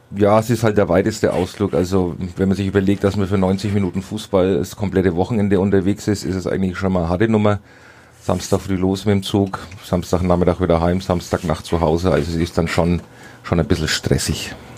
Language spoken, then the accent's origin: German; Heroldsberg, Bavaria, Germany; ich komme aus Heroldsberg